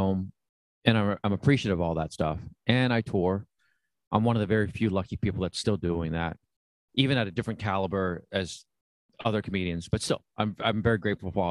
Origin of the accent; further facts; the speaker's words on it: San Diego, California, United States; moved away as an adult; also born or lived in Saigon, Vietnam / Chicago; now in Los Angeles, United States; I mainly grew up in San Diego.